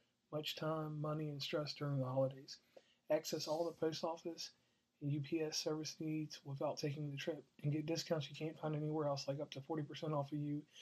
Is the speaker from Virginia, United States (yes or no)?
yes; Lynchburg, Virginia, United States; I'm actually from Lynchburg, Virginia